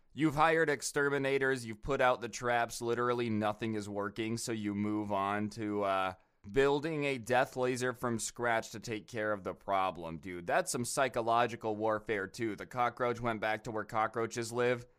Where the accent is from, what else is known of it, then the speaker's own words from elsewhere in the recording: United States; I'm American